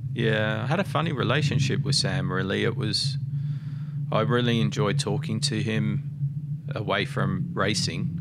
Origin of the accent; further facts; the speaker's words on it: Mildura, Victoria, Australia; I grew up in Mildura